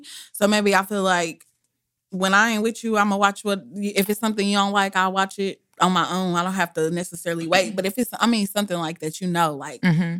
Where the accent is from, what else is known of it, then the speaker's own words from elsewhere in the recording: Kansas City, Missouri, United States; I'm from the North. Berry Road.